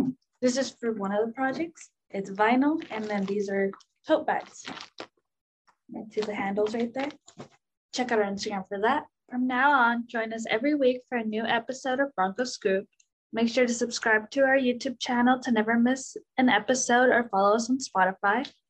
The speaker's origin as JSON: {"language": "English", "town": "Lindsay", "region": "California", "country": "United States", "said": "Originally from this really small town with less than 14,000 people"}